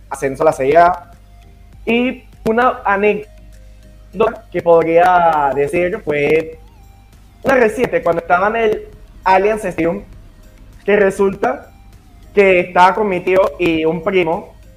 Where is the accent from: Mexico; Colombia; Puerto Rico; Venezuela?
Venezuela; Caracas, Capital District; Soy de Caracas, Venezuela